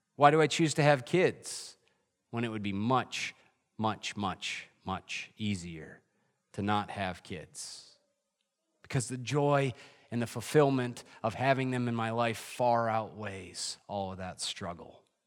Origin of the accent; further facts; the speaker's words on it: Adirondacks, New York, United States; moved away; I grew up in the Adirondacks